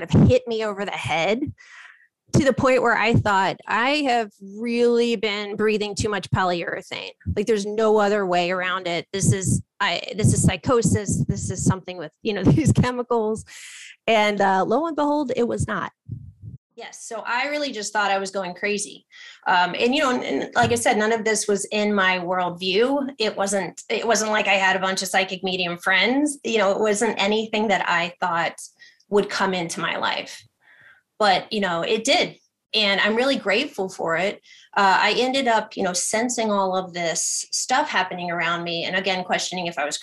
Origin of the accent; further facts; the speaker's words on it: Ohio, United States; moved away; I'm from Ohio originally